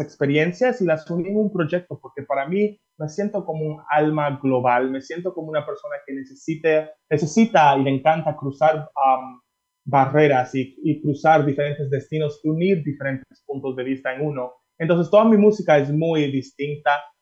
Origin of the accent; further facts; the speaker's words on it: Miami, Florida, United States; moved away as an adult; also born or lived in Dominican Republic / Massachusetts / Paris; now in Mexico; me crié, aunque nací en República Dominicana, me crié en Miami